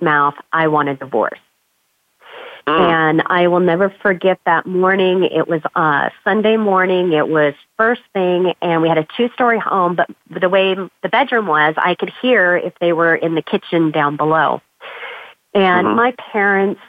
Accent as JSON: {"language": "English", "town": "Las Vegas", "region": "Nevada", "country": "United States", "tie": "born or raised there", "moved": "as an adult", "lives_now": "Arizona, United States", "said": "I'm actually originally from Las Vegas, Nevada, third generation native"}